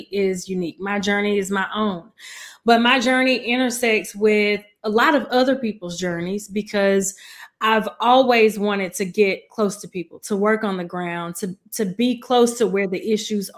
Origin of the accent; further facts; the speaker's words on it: Mobile, Alabama, United States; also born or lived in Huntsville, Alabama / Nashville, Tennessee; I am from Mobile, Alabama, born and raised in Tomanville